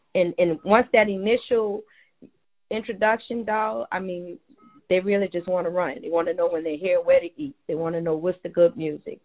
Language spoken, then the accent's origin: English; New Orleans, Louisiana, United States; born and raised in Treme